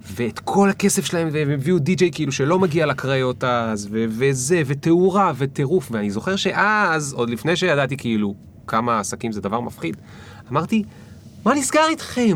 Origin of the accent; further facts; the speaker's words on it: the Krayot, Haifa District, Israel; אני מהקריות